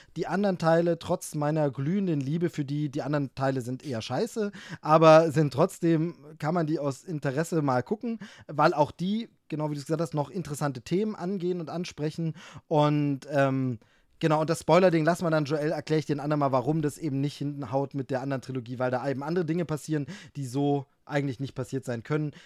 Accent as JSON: {"language": "German", "region": "East Germany", "country": "Germany", "said": "als Ossi, als Ossi"}